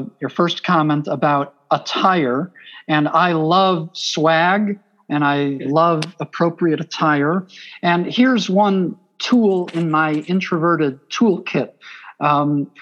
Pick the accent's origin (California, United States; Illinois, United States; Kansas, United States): Illinois, United States; Chicago; accent: Chicago; I'm from Chicago, so I can say it in an authentic Chicago accent